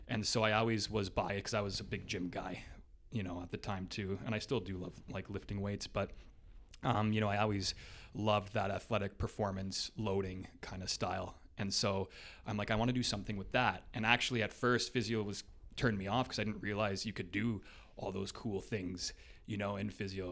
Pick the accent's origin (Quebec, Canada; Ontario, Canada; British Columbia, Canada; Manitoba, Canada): Ontario, Canada; Hamilton; also born or lived in Waterloo / Toronto; basically grew up in Ancaster, just up the highway two hill there. Um, pretty much was, uh, there my whole life